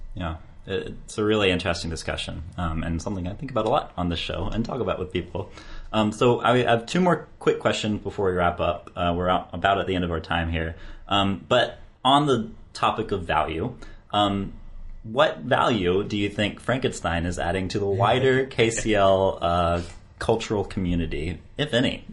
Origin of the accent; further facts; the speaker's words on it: United States; for me as an American